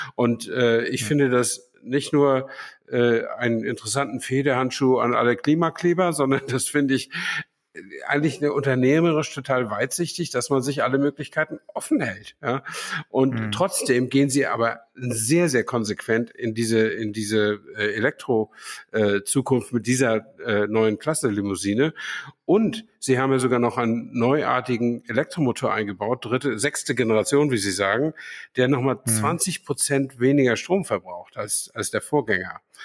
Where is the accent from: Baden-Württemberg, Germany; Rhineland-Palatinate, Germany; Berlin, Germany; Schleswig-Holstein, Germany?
Schleswig-Holstein, Germany; Flensburg; moved away; in Flensburg, meiner alten Heimat